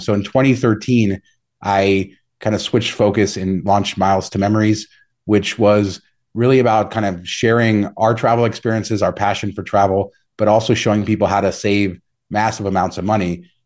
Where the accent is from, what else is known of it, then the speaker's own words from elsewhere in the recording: Las Vegas, Nevada, United States; also born or lived in Southern California; I moved to Vegas in nineteen ninety-three when I was a kid and kinda grew up here